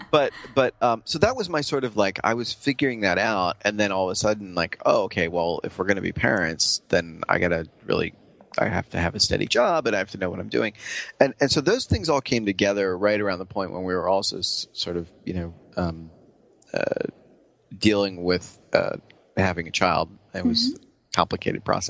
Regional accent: New York, United States; also born or lived in San Francisco; I'm a New Yorker

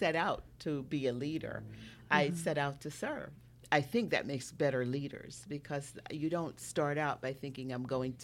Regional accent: Jamaica; moved away; I'm from Jamaica. I was born in Jamaica

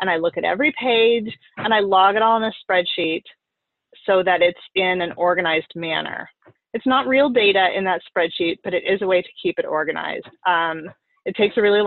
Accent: Oregon, United States; also born or lived in upstate New York; now in New York, United States; I'm originally from Oregon.

